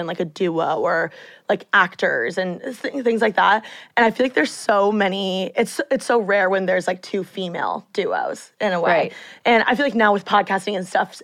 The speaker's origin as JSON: {"language": "English", "town": "Bloomington", "region": "Indiana", "country": "United States", "moved": "yes", "lives_now": "Los Angeles, United States", "said": "I'm from Bloomington"}